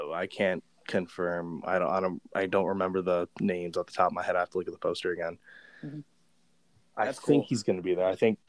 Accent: Dallas-Fort Worth area, Texas, United States; moved away; I grew up in the Dallas-Fort Worth area a little bit

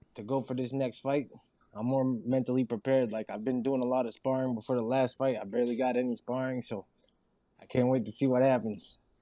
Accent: Saint-Léonard, New Brunswick, Canada; I'm from New Brunswick. I was in a small town. I'm from St. Leonard, so St. Leonard.

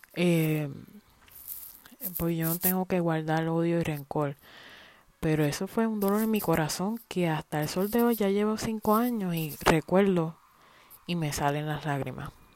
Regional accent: Puerto Rico; moved away as an adult; now in United States; Puerto Rico ni la historia de nosotros

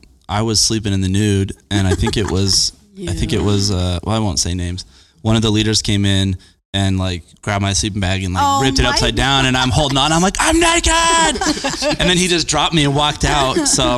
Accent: Layton, Utah, United States; also born or lived in Arizona / Sandy, Utah; Yeah, we came from Arizona. We lived in Sandy for a couple of years, and then I moved, when I was four, we moved from Arizona, and then we moved to Layton when I was seven.

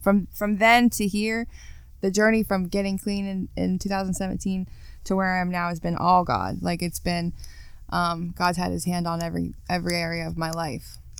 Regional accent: Parkersburg, West Virginia, United States; I grew up in Parkersburg

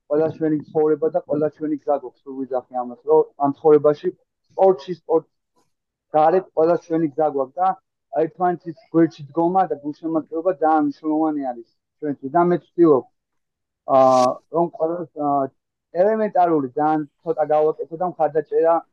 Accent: Tbilisi, Georgia; moved away as an adult; also born or lived in Kartli / Kakheti; now in Barcelona, Spain; ქართლიდან ვარ, მაჩაბელი. აა დედულეთ იმა კახეთში. თუმცა აა თეოლოგიური თბილისელი ბიჭი ვარ, რომელიც აა თავი დროზე სკოლაში სწავლობდა, ყველაფერი თბილისური გავლილი აქვს

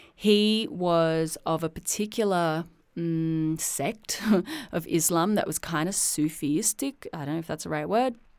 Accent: Sydney, New South Wales, Australia; I was born in Sydney, Australia in nineteen eighty-three

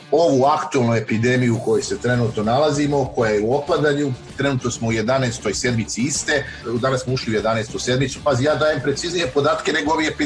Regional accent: Serbia

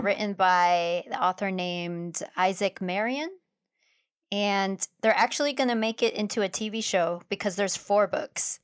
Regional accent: Philippines; us being Filipino

